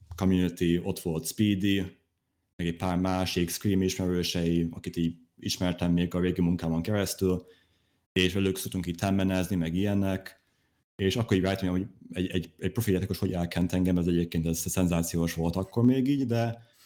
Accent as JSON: {"language": "Hungarian", "country": "Hungary", "said": "én is magyar vagyok"}